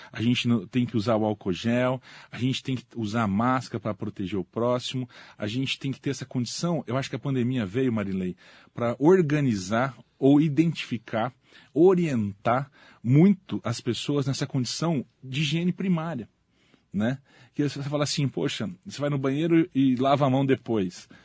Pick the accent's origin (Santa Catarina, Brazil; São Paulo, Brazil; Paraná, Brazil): São Paulo, Brazil; José Bonifácio; born there; also born or lived in Santos; Eu nasci na cidade de José Bonifácio, no interior de São Paulo.